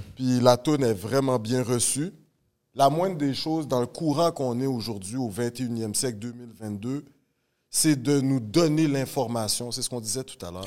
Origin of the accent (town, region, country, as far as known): Laval, Quebec, Canada; born or raised there; also born or lived in Rosemont, Montreal